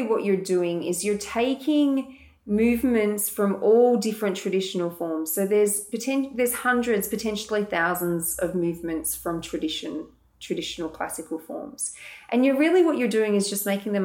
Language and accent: English; Morwell, Victoria, Australia; moved away as an adult; also born or lived in Dubai; now in Melbourne, Australia; I grew up in Latrobe Valley, actually. So Morwell, I spent the first 19 years of my life there. And then I came to Melbourne